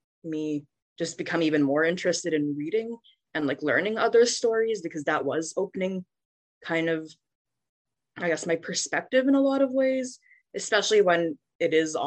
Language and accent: English; Vancouver, British Columbia, Canada; moved away as an adult; now in Nashville, United States; I was born and raised in Vancouver, Canada.